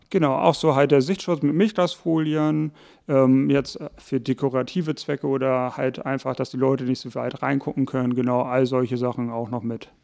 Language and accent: German; Hamburg, Germany; moved away; also born or lived in Buchholz in der Nordheide, Lower Saxony; geboren in Hamburg, aufgewachsen dann Teil in Hamburg-Bramfeld. Irgendwann ging es dann mit der Familie nach Buchholz in der Nordheide